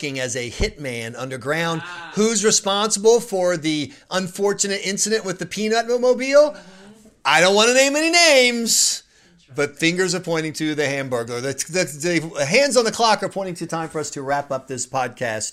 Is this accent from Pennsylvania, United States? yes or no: no; South Carolina, United States; I grew up in South Carolina, the home of the world's best barbecue